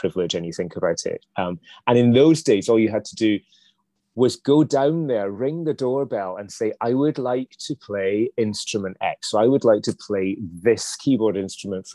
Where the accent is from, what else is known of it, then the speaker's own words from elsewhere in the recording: Dundee, Scotland, United Kingdom; we grew up in Dundee